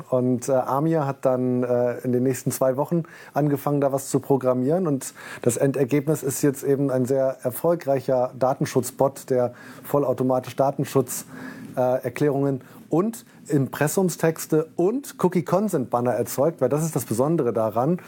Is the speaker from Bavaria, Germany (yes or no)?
no; Bremen, Germany; also born or lived in Dessau; gebürtig in Dessau und mit neun Jahren dann nach Bremen gekommen, habe hier mein Abitur gemacht